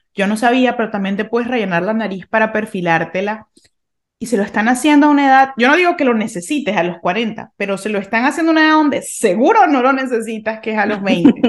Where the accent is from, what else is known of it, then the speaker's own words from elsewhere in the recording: Venezuela; yo crecí en Venezuela en, en pues, los 90, 90, 2000